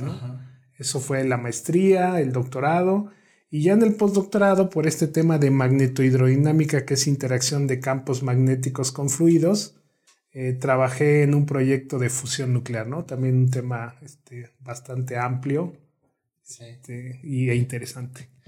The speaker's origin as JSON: {"language": "Spanish", "region": "Morelos", "country": "Mexico", "tie": "born or raised there", "moved": "as an adult", "lives_now": "Morelia, Mexico", "said": "soy originario del estado de Morelos, el centro del país"}